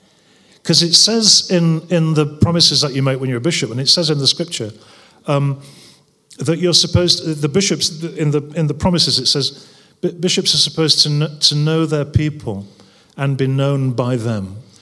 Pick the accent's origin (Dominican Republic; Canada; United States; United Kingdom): United Kingdom; North West England; in particular around poverty, because I came from the Northwest